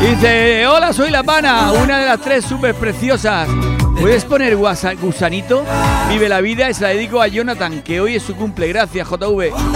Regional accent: Spain; los españoles

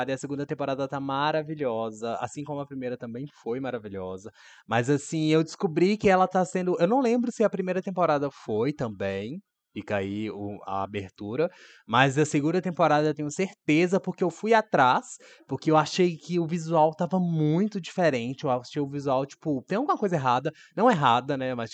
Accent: Brazil; eu sou brasileira.

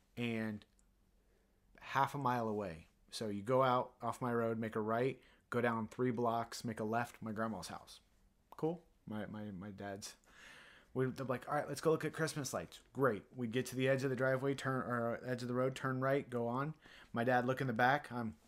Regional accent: Ohio, United States; I grew up in Ohio.

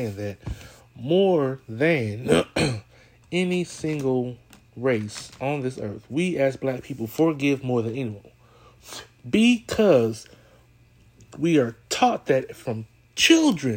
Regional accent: California, United States; I'm from California. I was there when it happened. That's why I say I was a baby

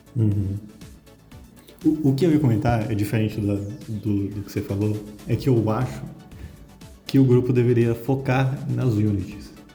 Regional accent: Brazil; sou brasileiro

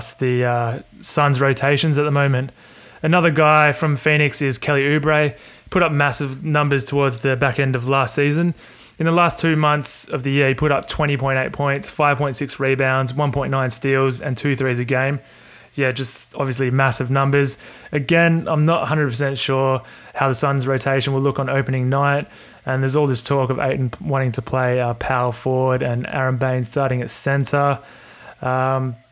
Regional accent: Australia; I'm from Australia, and we use like kilograms down here

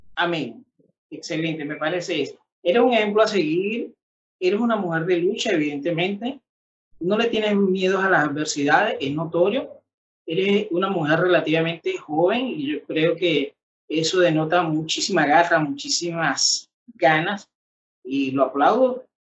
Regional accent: Venezuela; somos venezolanos, de que somos de una misma tierra

